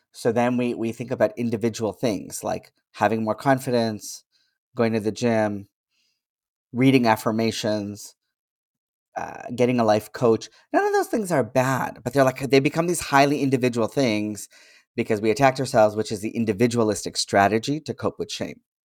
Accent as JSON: {"language": "English", "country": "Canada", "tie": "born or raised there", "said": "I was born in Canada, I speak a certain way"}